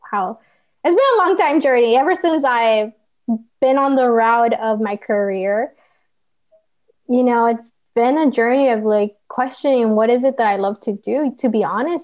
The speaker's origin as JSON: {"language": "English", "town": "Santa Ana", "region": "California", "country": "United States", "said": "I'm from Santa Ana"}